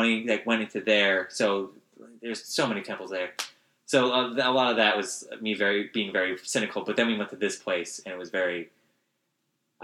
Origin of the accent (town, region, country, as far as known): United States